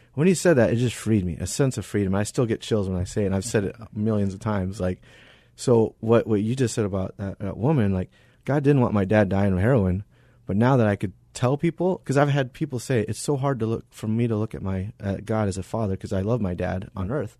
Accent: Arizona, United States; I was born and raised here in Arizona

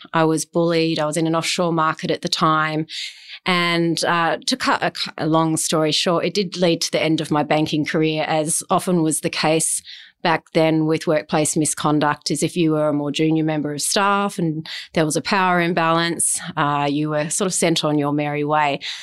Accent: Adelaide, South Australia, Australia; also born or lived in Mount Gambier; I grew up in Adelaide

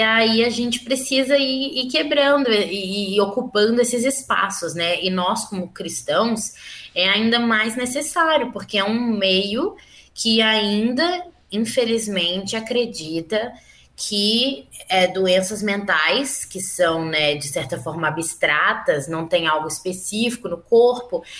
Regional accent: Belo Horizonte, Minas Gerais, Brazil; eu sou de Belo Horizonte, mineira, nascida e criada aqui

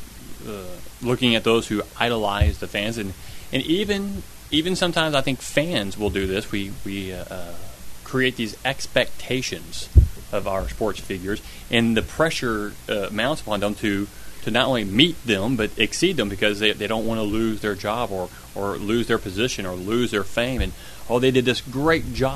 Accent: Kentucky, United States; I was born in Kentucky

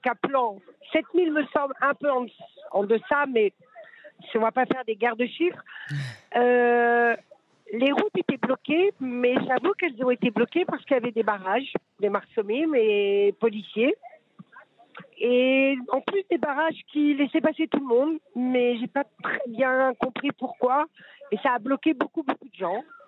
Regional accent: France; now in Israel

